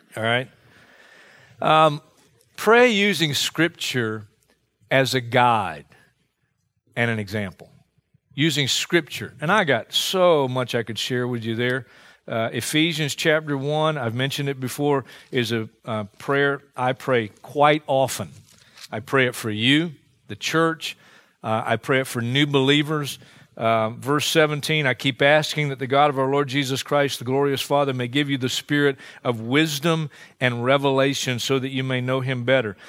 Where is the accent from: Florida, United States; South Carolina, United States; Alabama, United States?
South Carolina, United States; Hartsville; my hometown of Hartsville, South Carolina